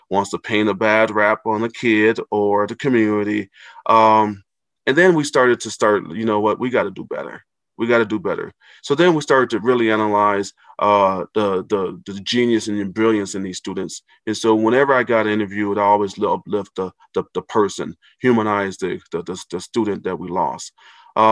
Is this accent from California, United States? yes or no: no; Racine, Wisconsin, United States; now in Minneapolis, United States; I grew up in Racine, Wisconsin